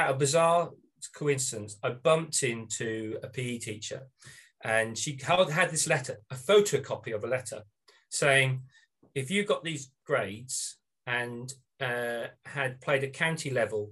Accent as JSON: {"language": "English", "town": "Norwich", "region": "East of England", "country": "United Kingdom", "also_born_or_lived": "United States", "moved": "as an adult", "said": "I am joining you from Norwich, Norfolk, which is on the east coast of England"}